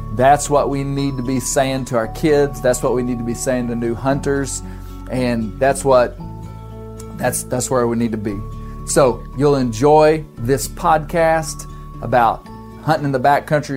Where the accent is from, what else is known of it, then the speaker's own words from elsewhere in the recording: Arkansas, United States; right here in my home state of Arkansas